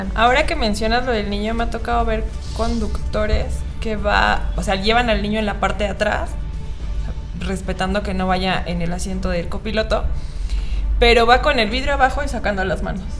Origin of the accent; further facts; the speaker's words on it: Mexico City, Mexico; Uno como chilango